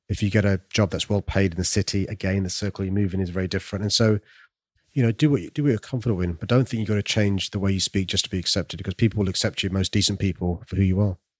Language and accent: English; London, United Kingdom; I'm from South London, raised in a council estate